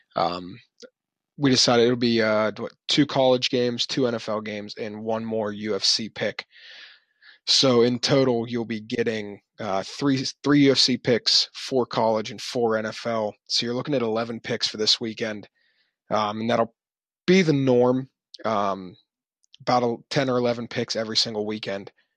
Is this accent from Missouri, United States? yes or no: no; Pittsburgh, Pennsylvania, United States; we are from Pittsburgh